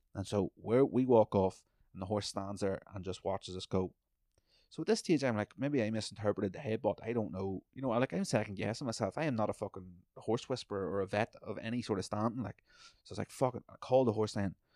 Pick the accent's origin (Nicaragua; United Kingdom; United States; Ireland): Ireland; also born or lived in British Columbia; now in Canada; I come from Ireland